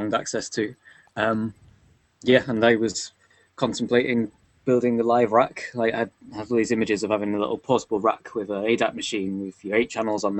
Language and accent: English; United Kingdom; Us being British